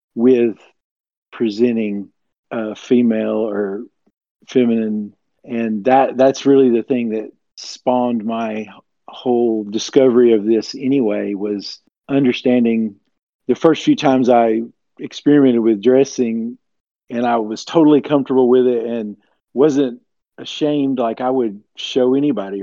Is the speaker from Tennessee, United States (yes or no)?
yes; Tennessee, United States; I'm from the southeast U.S. In Ten- I'm in Tennessee, and I've lived here my entire life